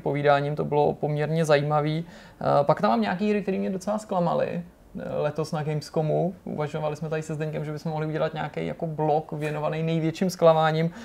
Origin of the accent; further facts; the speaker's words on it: Czechia; my sami, jako Češi